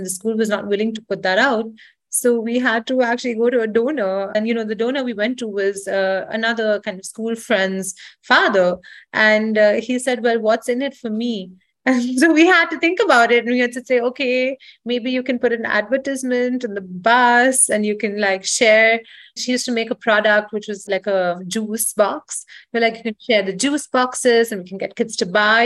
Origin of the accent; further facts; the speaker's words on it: Mumbai, Maharashtra, India; moved away as an adult; also born or lived in United States; I grew up in India. I spent my entire childhood in Bombay